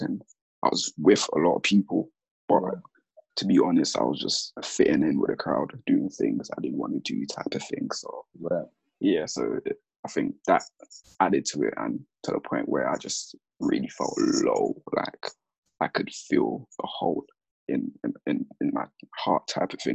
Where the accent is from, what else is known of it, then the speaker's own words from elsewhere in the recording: London, United Kingdom; also born or lived in Gambia / Sierra Leone / Catford, London / Kent; I'm from Lewisham because that's where my core, I guess, childhood or the past I can remember anyway, because that's where I started secondary school